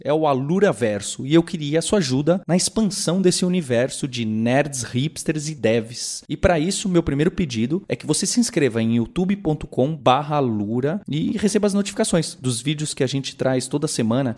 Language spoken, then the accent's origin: Portuguese; Brazil; não só como brasileiros e brasileiras